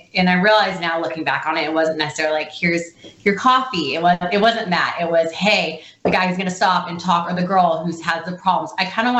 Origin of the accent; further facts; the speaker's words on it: Coeur d'Alene, Idaho, United States; moved away as an adult; I am from Idaho in a really pretty place called Coeur d'Alene, Idaho